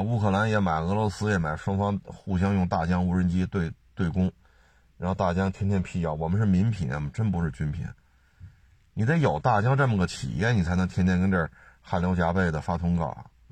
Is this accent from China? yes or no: yes; China; 我们也是中国人